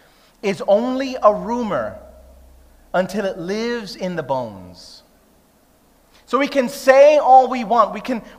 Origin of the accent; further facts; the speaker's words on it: New York City, New York, United States; moved away as an adult; now in Sydney, Australia; I'm Puerto Rican, she's Greek-Egyptian, I grew up in Brooklyn